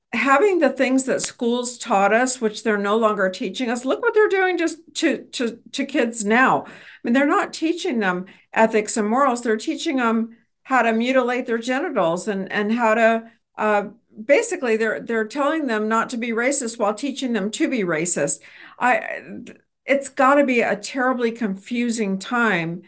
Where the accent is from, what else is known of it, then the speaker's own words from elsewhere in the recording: Texas, United States; as a Texan